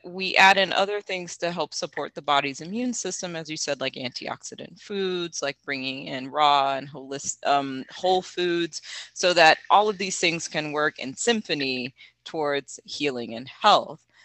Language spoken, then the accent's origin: English; the South, United States; I'm from the South